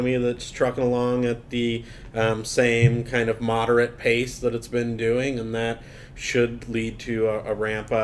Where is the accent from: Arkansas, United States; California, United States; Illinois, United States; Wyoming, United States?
California, United States; San Diego; down in San Diego, my hometown